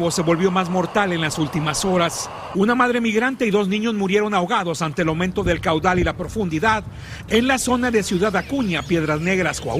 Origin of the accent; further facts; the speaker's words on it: Cuba; mujer y mi hijo de Uruguay, yo soy de Cuba.